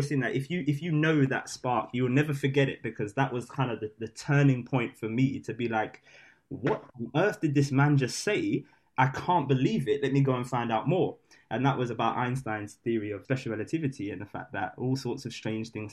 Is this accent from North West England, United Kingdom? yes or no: no; London, United Kingdom; London boys